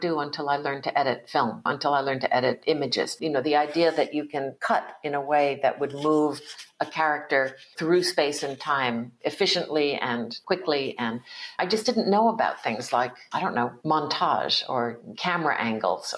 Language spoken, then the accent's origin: English; East Coast of the United States, United States; I was born in 1956 in the United States on the East Coast too. And there were not a lot of Asian Americans around in the community that I grew up in.